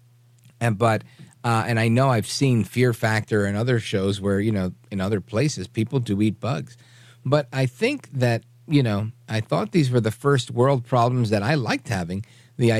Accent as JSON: {"language": "English", "region": "New York", "country": "United States", "said": "I'm from New York"}